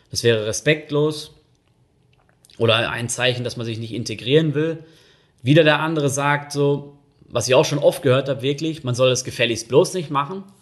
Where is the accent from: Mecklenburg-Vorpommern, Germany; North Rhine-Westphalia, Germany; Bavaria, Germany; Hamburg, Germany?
North Rhine-Westphalia, Germany; Und ich komme ja aus Nordrhein-Westfalen, da kennt man sowieso nicht so viel.